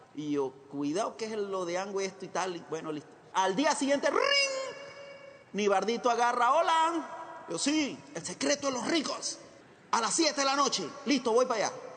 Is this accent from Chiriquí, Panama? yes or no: yes; Chiriquí, Panama; moved away as an adult; now in Costa Rica; nací en Panamá, en un hogar muy trabajador